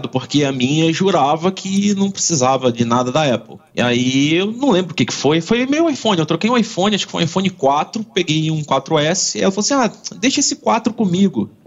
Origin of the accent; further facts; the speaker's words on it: Rio de Janeiro, Brazil; now in Vila Velha, Brazil; Eu sou carioca, mudei pra cá há 20 anos, então já sou capixaba.